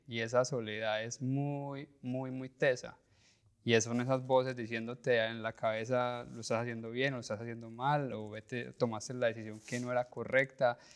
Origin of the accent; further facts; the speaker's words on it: Colombia; como colombianos y como latinos